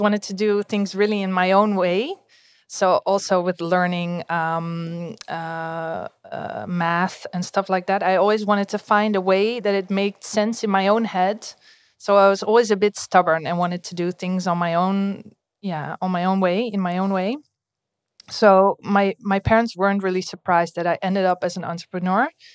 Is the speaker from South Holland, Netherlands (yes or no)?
no; Amstelveen, North Holland, Netherlands; I grew up in Amstelveen, so close to Amsterdam